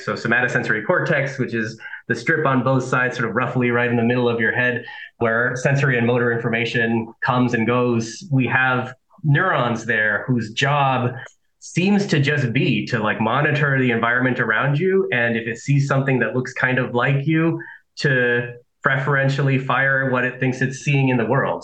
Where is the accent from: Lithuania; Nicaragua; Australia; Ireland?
Nicaragua; also born or lived in Southern California; now in United States; I am an immigrant to the US, right? I'm from Nicaragua, that I lived in Southern California